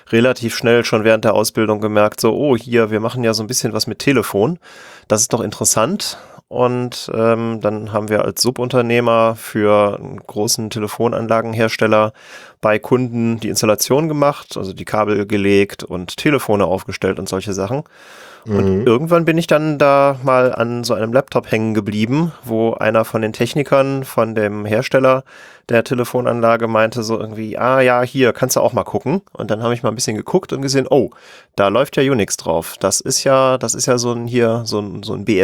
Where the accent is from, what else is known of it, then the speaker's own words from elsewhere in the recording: North Rhine-Westphalia, Germany; Ich komme aus der Nähe von Köln